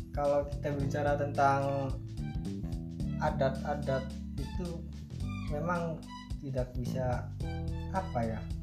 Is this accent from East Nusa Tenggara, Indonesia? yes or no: no; Cirebon, West Java, Indonesia; daerahku Cirebon